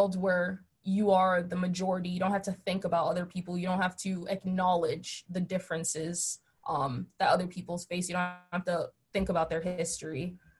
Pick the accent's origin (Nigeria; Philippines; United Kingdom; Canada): Nigeria; now in Chicago, United States; Growing up in Nigeria, obviously, it's Black. And then when we came to Chicago, it was kind of, I was Black, but I wasn't really Black because I was African. So we had like the name calling, the accent.